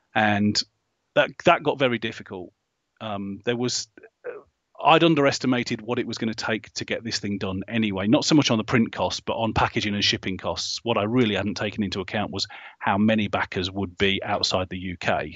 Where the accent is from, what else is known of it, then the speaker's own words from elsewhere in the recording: Hinckley, East Midlands, United Kingdom; up in the Midlands, in Hinckley